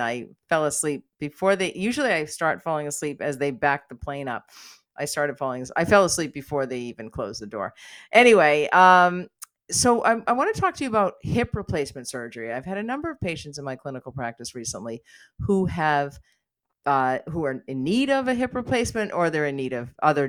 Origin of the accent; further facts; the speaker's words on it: United States; now in Canada; I spend some time in the U.S. because I am American